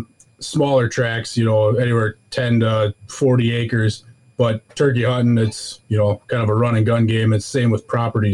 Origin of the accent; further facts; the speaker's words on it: Wisconsin, United States; You know, we're from Wisconsin. Almost every family that I knew grew up hunting. So I got into deer hunting at a young age.